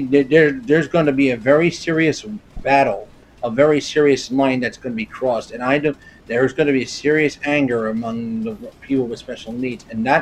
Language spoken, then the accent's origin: English; Englewood, New Jersey, United States; his son lives in my home state and in my home city